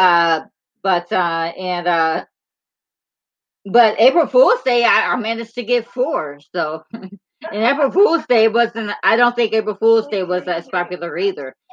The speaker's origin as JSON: {"language": "English", "region": "Michigan", "country": "United States", "said": "we are we're both from Michigan"}